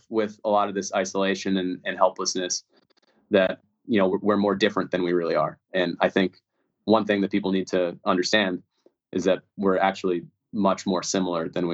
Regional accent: Newton, Massachusetts, United States; moved away; I grew up in Newton, Mass.

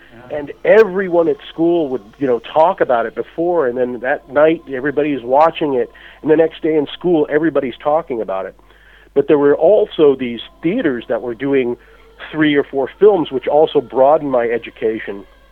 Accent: United States; as a child uh, growing up in the United States in in the uh, in the '60s

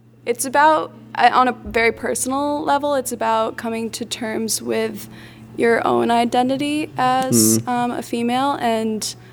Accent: outside of Burlington, Vermont, United States; also born or lived in Glasgow; being back in Vermont, and especially growing up outside of Burlington

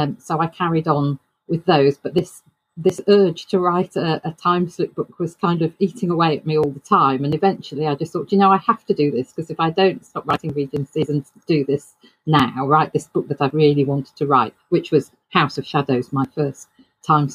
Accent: United Kingdom; a British author

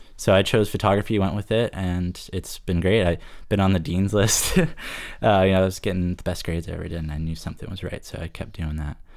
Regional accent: Fort Lauderdale, Florida, United States; moved away as an adult; also born or lived in Savannah, Georgia; now in Rockland, United States; I'm actually from South Florida. I was born in Fort Lauderdale, spent most of my life on Lauderdale by the Sea

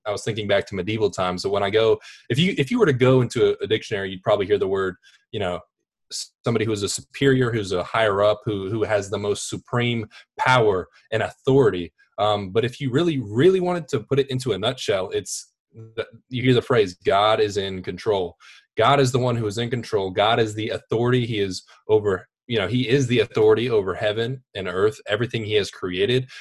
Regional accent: Wake Forest, North Carolina, United States; I am from Wake Forest, Raleigh, North Carolina.

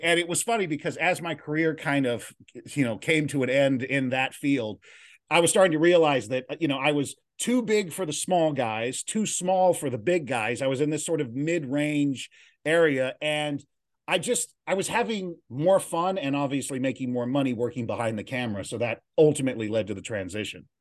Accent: San Bernardino, California, United States; also born or lived in Los Angeles, California; now in Glendale, United States; I grew up in San Bernardino, California

